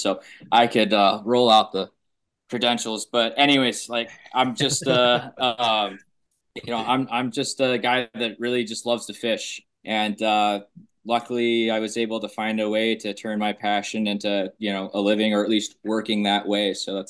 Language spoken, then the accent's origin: English; Illinois, United States; I do have to admit I am a transplant from Illinois, but got a little bit of everywhere in me.